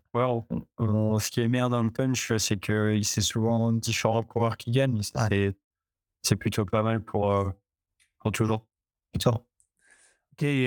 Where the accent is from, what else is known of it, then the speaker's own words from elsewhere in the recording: Chambéry, Auvergne-Rhône-Alpes, France; je viens de Chambéry, je suis savoyard. Bah, j'ai toujours été à Chambéry